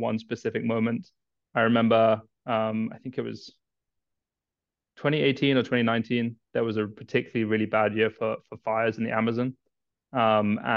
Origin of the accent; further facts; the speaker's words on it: Kenya; moved away as an adult; I was born in Kenya, raised in Kenya. I lived there most of my life.